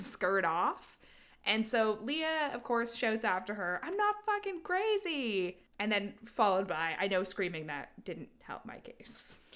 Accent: Canada; we're Canadian

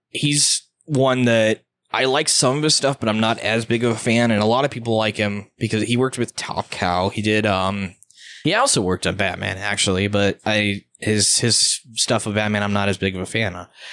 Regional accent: United States; I am an American

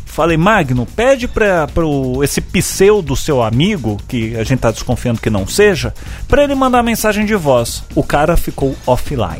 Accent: Brazil; pensando como, como brasileiro

